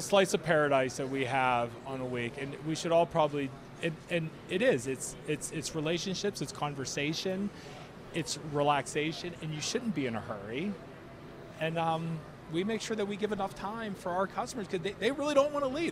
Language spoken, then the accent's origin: English; Ambridge, Pennsylvania, United States; I grew up in Ambridge